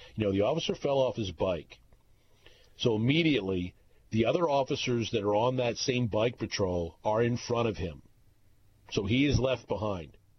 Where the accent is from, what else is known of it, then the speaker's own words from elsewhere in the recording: the Northwest, Pacific Northwest, United States; I was from the Northwest